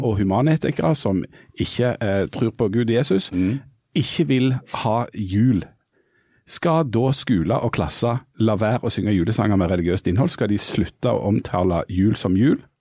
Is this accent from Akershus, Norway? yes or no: no; Bryne, Rogaland, Norway; Bryne var når jeg vokste opp omtalt som mønsterbruket på Jæren